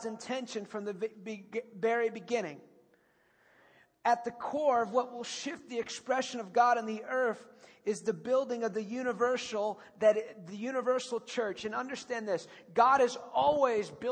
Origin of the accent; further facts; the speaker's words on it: United States; I'm the American